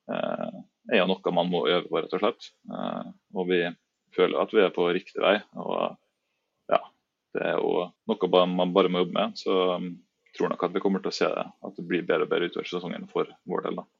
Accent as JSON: {"language": "Norwegian", "area": "Træff", "region": "Møre og Romsdal", "country": "Norway", "tie": "born or raised there", "also_born_or_lived": "Trondheim", "moved": "as an adult", "said": "jeg er jo født og oppvokst i Treffland"}